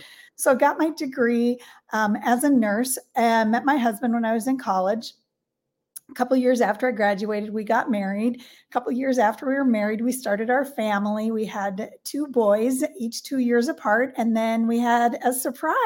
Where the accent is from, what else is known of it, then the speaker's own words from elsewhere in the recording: North Dakota, United States; I grew up in North Dakota in a little rural community in a farm family, a town of about 2,000 people.